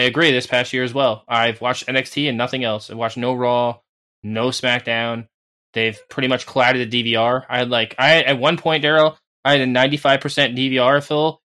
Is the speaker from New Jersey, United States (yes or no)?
yes; New Jersey, United States; I'm from New Jersey. yeah, I'm from like the mecca of like WWE land. Like they come here like twice a month back in the day